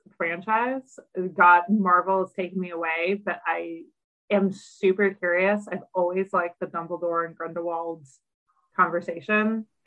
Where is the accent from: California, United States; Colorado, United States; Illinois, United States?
California, United States; I am a California native